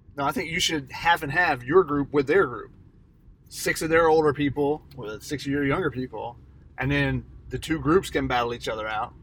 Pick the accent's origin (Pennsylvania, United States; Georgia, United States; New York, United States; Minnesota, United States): Georgia, United States; Atlanta; I'm from Atlanta